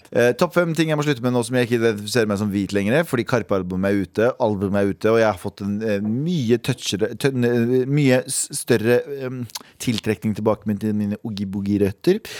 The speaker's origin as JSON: {"language": "Norwegian", "country": "Norway", "said": "Som nordmann så var det helt nydelig."}